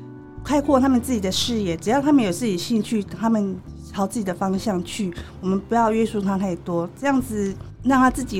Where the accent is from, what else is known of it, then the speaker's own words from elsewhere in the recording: Chiayi, Chiayi City, Taiwan; 对，我是嘉义人，